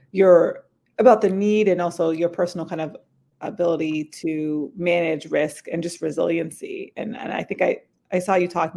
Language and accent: English; New Hampshire, United States; now in Los Angeles, United States; I'm from New Hampshire originally.